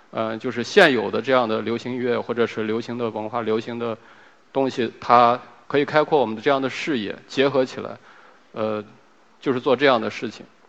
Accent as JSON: {"language": "Chinese", "area": "Helan Mountains", "region": "Ningxia", "country": "China", "tie": "born or raised there", "said": "我在贺兰山长大嘛，贺兰山脚底下长大"}